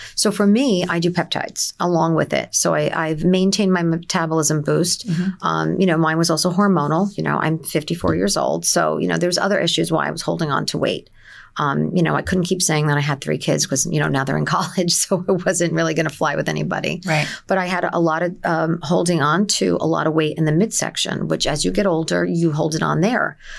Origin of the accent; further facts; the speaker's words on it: Nutley, New Jersey, United States; moved away as an adult; also born or lived in Newark, New Jersey / Livingston, New Jersey; now in Middletown, United States; I'm originally from Essex County. I was born in Newark, as most people were, and I moved to Nutley as a child.